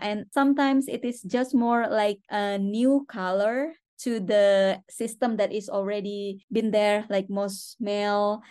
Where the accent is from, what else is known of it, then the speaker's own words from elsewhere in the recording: Borneo, West Kalimantan, Indonesia; moved away; also born or lived in Jakarta; I'm from Borneo. I born in Borneo